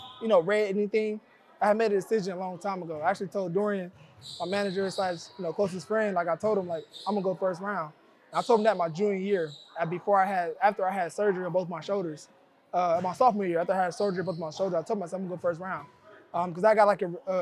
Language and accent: English; Kansas City, Missouri, United States; moved away as an adult; now in Detroit, United States; I love Kansas City. I love my hometown